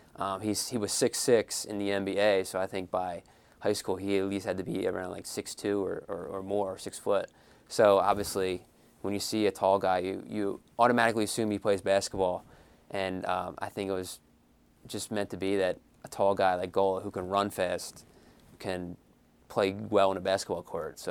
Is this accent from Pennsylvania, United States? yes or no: yes; Philadelphia, Pennsylvania, United States; I'm from Philadelphia myself